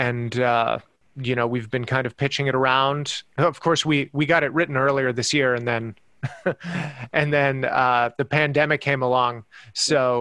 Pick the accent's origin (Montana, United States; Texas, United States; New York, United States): Texas, United States; El Paso; also born or lived in Ohio / San Francisco; now in Los Angeles, United States; growing up in El Paso, Texas